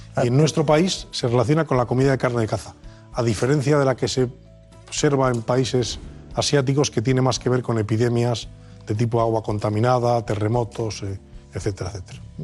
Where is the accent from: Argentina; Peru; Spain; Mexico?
Spain; León, Castile and León; moved away as an adult; now in Madrid, Spain; soy leonés de pro, nacido de padre y madre leonesa